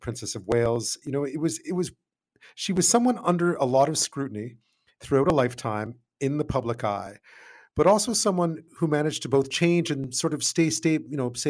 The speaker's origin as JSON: {"language": "English", "country": "Canada", "said": "being Canadian"}